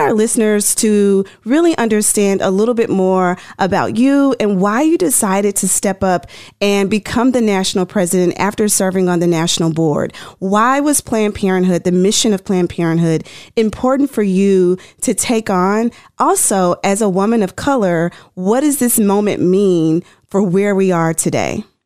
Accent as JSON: {"language": "English", "region": "Tennessee", "country": "United States", "said": "I'm from Tennessee"}